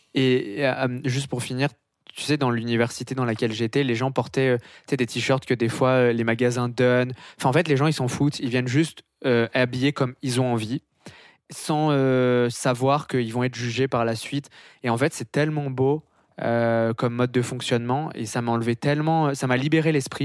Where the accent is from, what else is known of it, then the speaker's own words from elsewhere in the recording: France; moved away as an adult; now in Montreal, Canada; en France on n'est pas très très bon euh, en anglais. Euh, c'est pour ça qu'on essaye de prononcer aucun mot anglais pour pas qu'on se foute de notre accent